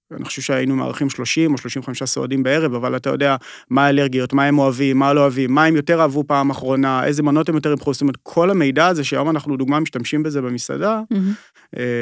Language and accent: Hebrew; Kiryat Tiv'on, Northern District, Israel; also born or lived in Yokneam; אני ככה במקור מה, מהצפון, גדלתי בגיר הטבעון ואחרי זה עברנו ליוקנעם